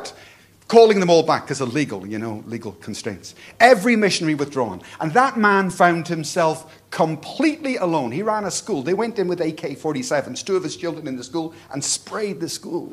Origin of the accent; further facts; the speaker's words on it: Belfast, Northern Ireland, United Kingdom; I come from Belfast, a war zone.